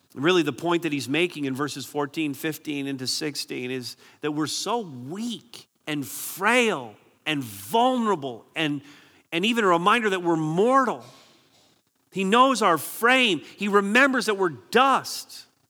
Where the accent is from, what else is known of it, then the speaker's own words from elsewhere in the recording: Barrie, Ontario, Canada; I'm from Barrie, so we have C T V, Barrie News, and, and I'm grateful to live in a community that's pretty safe.